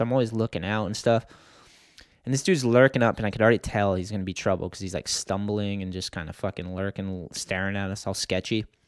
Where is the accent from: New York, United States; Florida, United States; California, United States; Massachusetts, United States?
Massachusetts, United States; I'm from Massachusetts